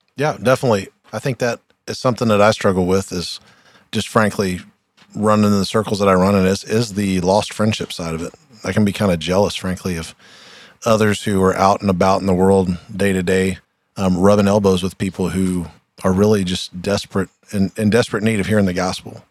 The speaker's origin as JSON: {"language": "English", "town": "Troy", "region": "Ohio", "country": "United States", "said": "we're both from Troy, Ohio"}